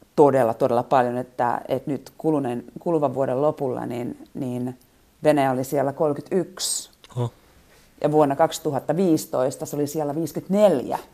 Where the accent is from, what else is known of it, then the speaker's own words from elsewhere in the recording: Finland; moved away as an adult; now in Moscow, Russia; mistä mä oon kotoisin. Niin kun mä sanon Suomi